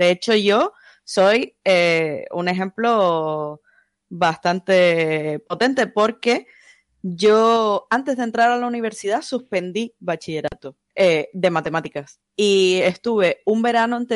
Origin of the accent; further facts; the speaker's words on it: Canary Islands, Spain; Soy canaria, soy freelance, hago desarrollo web.